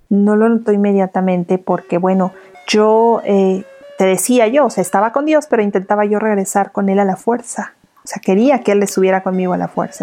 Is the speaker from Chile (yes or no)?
no; Morelos, Mexico; moved away as an adult; also born or lived in Mexico City; en, Morelos, en el estado de donde yo soy